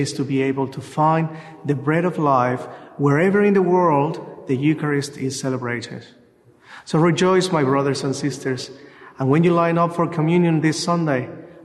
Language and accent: English; Mexico; now in Australia; I am from Mexico